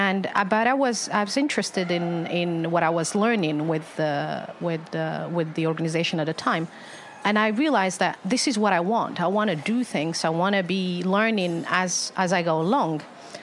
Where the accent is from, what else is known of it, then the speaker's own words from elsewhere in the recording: Algeria; born there; So I'm born in Algeria. I was born in Algeria. Mm-hmm. So, and yeah, and that's where I spent some of my life, but not a lot, really.